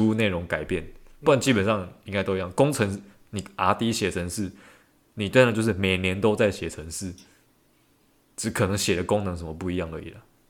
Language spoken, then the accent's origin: Chinese; Taiwan; 我原来是台湾人